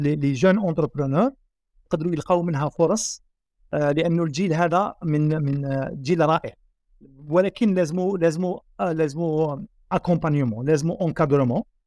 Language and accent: Arabic; Algeria; عندنا في الجزائر